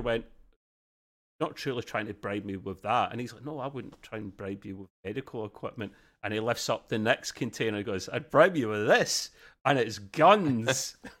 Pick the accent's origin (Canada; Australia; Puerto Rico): Australia; accent: thick Aussie; my accent